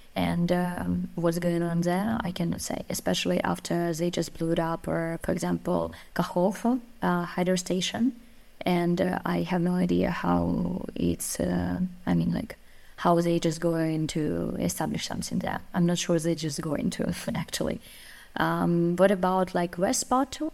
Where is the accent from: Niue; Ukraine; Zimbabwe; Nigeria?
Ukraine